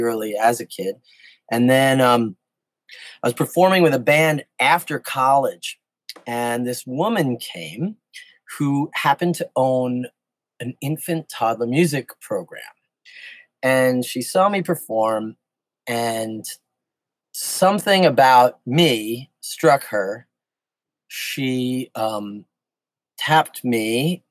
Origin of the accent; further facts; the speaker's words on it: New York City, New York, United States; I grew up in New York City, in the Bronx